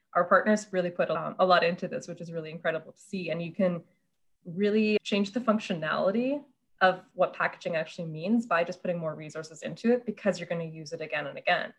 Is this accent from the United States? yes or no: no; Canada; also born or lived in Germany; now in Toronto, Canada; growing up in Canada